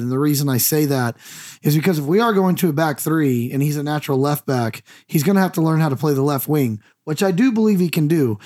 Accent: United States; I'm the American

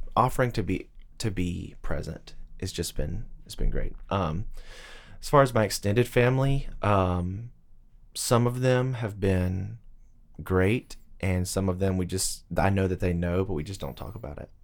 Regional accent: Tuscaloosa, Alabama, United States; moved away as an adult; now in Nashville, United States; the University of Alabama is in my hometown

